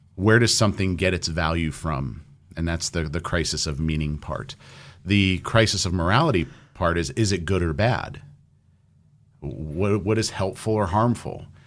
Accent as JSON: {"language": "English", "area": "Orange County", "region": "California", "country": "United States", "tie": "born or raised there", "moved": "yes", "said": "I grew up in Orange County."}